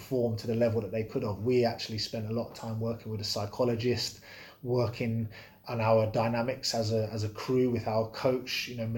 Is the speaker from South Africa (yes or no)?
no; Bedford, East of England, United Kingdom; I grew up in Bedford